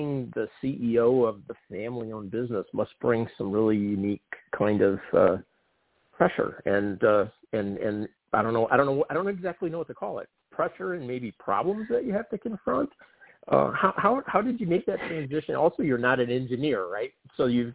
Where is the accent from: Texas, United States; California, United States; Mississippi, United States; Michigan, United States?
Michigan, United States; Detroit; I grew up in Detroit